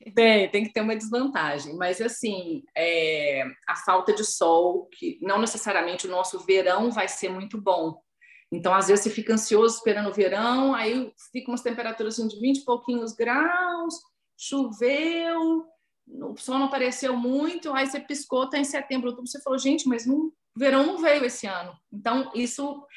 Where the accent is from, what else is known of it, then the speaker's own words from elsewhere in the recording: Belo Horizonte, Minas Gerais, Brazil; moved away as an adult; now in London, United Kingdom; Eu sou de Belo Horizonte